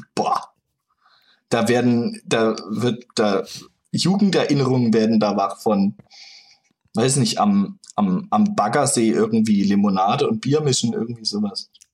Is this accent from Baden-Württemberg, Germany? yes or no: yes; Freiburg, Baden-Württemberg, Germany; moved away as an adult; also born or lived in Nuremberg; now in Berlin, Germany; Ursprünglich aus Freiburg, aus der Region.